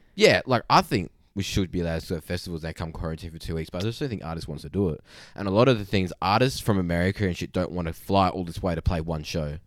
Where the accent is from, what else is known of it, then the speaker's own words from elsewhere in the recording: Boddington, Western Australia, Australia; I'm from Boddington